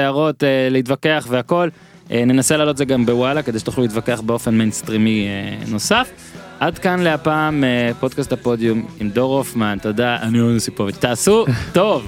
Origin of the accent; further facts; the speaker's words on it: Rishon LeZion, Central District, Israel; also born or lived in Rostov-on-Don, Russia; בין ראשון לרוסטוב, שני, שתי ערים שבהן הייתי ו, ו, וגדלתי ובגרתי